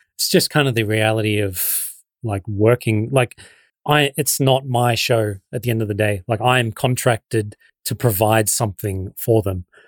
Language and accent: English; Shepparton, Victoria, Australia; I'm still living in my hometown. Like, I haven't moved to L A.